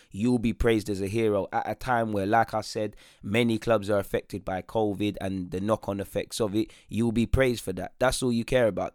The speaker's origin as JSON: {"language": "English", "region": "London", "country": "United Kingdom", "tie": "born or raised there", "said": "I'm, you know, an English lad. I was born in North London"}